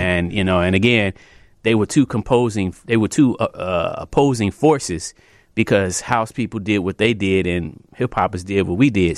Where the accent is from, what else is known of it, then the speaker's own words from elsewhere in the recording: Chicago, Illinois, United States; I'm, uh, born and raised here in Chicago. Um, I come from the Southeast side